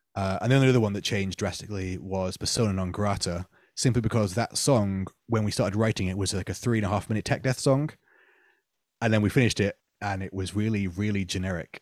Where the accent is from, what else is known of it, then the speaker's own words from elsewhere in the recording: Manchester, North West England, United Kingdom; now in Nottingham, United Kingdom; growing up in Manchester, I saw a lot of bands who were more than happy to be local heroes